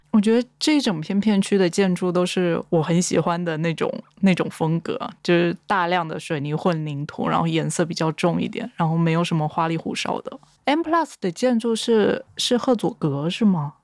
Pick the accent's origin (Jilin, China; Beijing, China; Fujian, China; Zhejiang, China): Fujian, China; Quanzhou; moved away; 我是 全州人